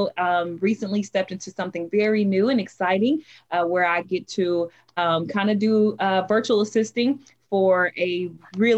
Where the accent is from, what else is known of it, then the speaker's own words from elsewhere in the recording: Las Vegas, Nevada, United States; moved away as an adult; now in Dallas, United States; I was born and raised in Las Vegas, Nevada. However, I moved to Texas, Dallas, Texas, to be exact, in 2016